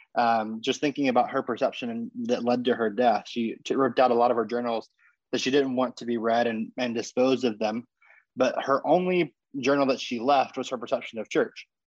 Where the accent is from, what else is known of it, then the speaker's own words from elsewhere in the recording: Texas, United States; moved away as an adult; also born or lived in California; I was born in Texas and I went to college in California, and met my wife in California, and now I'm back to Texas. I'm about a I'm about a block, ironically, from the house I grew up